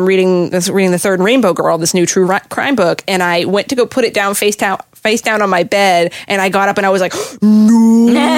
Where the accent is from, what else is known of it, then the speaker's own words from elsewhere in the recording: Boston, Massachusetts, United States; I'm from the Boston area